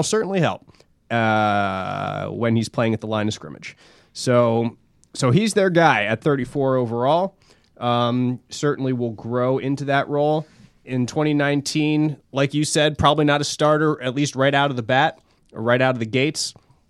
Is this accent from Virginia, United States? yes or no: no; Philadelphia, Pennsylvania, United States; Growing up in Philly